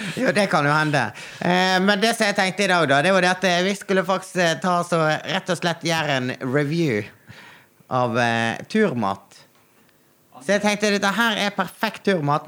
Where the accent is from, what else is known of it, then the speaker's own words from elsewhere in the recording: Naustdal, Vestland, Norway; jeg er fra Naustdal